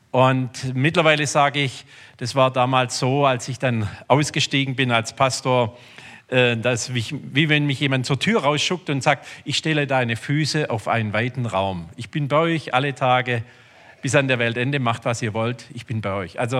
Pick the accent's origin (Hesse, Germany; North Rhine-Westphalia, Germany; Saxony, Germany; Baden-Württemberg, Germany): Baden-Württemberg, Germany; Rudersberg; Ich komme also aus Rudersberg. Ähm, ich bin groß geworden in einem Glaubenssystem.